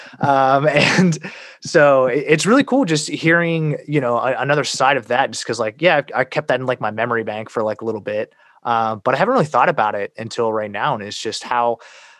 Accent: United States; I was born in America

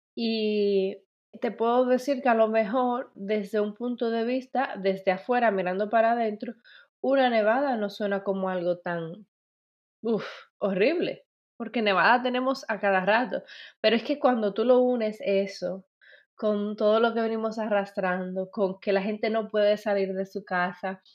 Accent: Dominican Republic; moved away; que es en mi país, República Dominicana

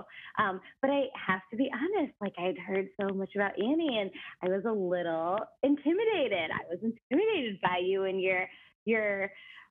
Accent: Connecticut, United States; I'm from Connecticut

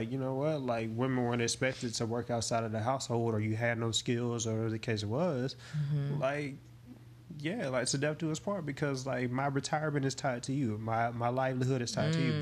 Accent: the South, United States; I'm from the South

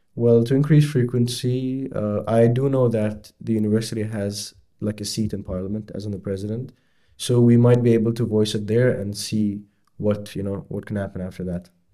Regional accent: Bahrain; moved away as an adult; now in Edinburgh, United Kingdom; I'm from Bahrain

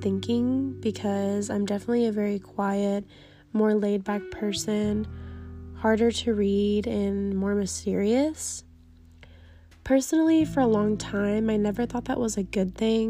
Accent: Texas, United States; I am a 22-year-old female born and raised in Texas

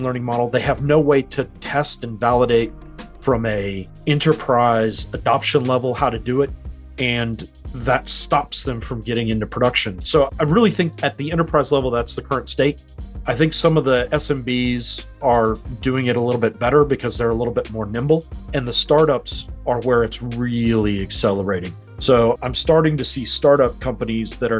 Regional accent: United States; moved away as an adult; now in New Zealand; I'm originally from America, but I've been in New Zealand since 2013

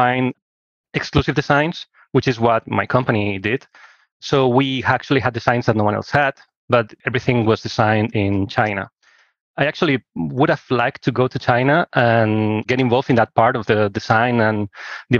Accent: Barcelona, Catalonia, Spain; I'm from Barcelona, Spain, and I studied here

